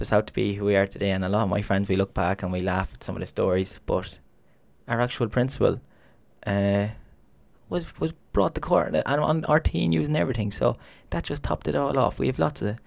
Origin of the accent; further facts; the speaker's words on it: Longford, County Longford, Ireland; I'm from Longford